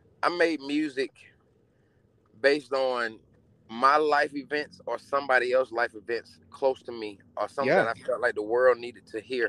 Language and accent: English; Atlanta, Georgia, United States; I'm from Bankhead